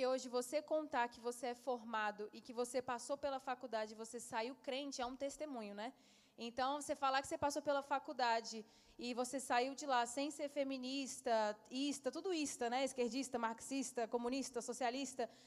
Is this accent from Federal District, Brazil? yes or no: yes; Brasília, Federal District, Brazil; sou de Brasília.